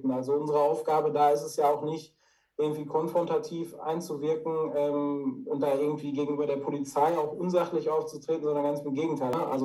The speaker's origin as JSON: {"language": "German", "town": "Dortmund", "region": "North Rhine-Westphalia", "country": "Germany", "said": "Also als Dortmunder Junge, wenn man das so salopp sagen darf, ist man natürlich hier auch äh, immer Freund und Fan der Borussia."}